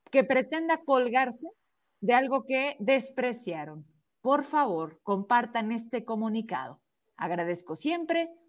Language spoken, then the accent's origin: Spanish; Zacatecas, Mexico; Yo soy orgullosamente zacatecana. Mis logros son de mi estado y mi municipio